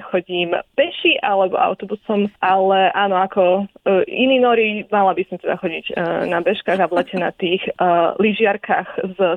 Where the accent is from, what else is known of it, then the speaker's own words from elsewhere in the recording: Košice, Košice Region, Slovakia; moved away as an adult; now in Oslo, Norway; pochádzam z Košic, kde som aj študovala na Univerzite Pavla Jozefa Šafarika.